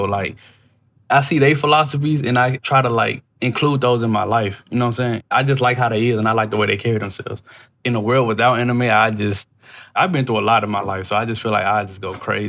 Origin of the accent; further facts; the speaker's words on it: Memphis, Tennessee, United States; just like the guy right here, Dallas Taylor, you know what I'm saying? I'm from Memphis, Tennessee.